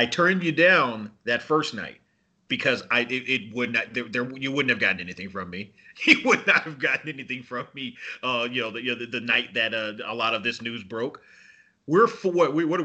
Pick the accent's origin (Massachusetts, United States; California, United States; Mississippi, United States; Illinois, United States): California, United States; Los Angeles; growing up in Los Angeles